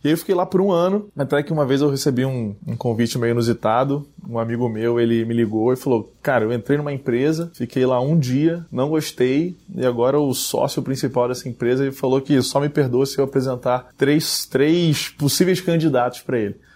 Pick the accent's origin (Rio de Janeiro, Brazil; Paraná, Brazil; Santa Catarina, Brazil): Rio de Janeiro, Brazil; moved away as an adult; eu sou carioca, nasci no Rio de Janeiro, morei lá quase toda a minha vida, até dois anos atrás